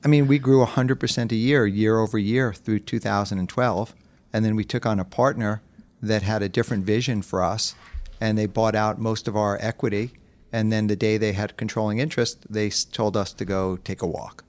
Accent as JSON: {"language": "English", "town": "New York City", "region": "New York", "country": "United States", "tie": "born or raised there", "said": "I was born and raised in New York City"}